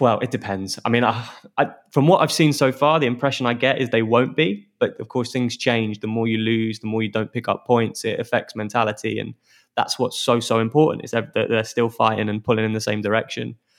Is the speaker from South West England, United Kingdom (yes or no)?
no; Hounslow, London, United Kingdom; moved away as an adult; I'm actually from Hounslow, so, um, I'm, I'm local